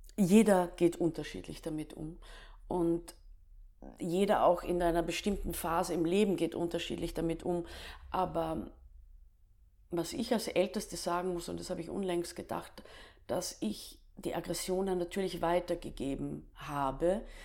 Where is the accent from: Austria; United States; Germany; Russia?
Austria; Staatz, Lower Austria; also born or lived in Klagenfurt, Austria; Staatser Klippe ist eine Ruine und da bin ich aufgewachsen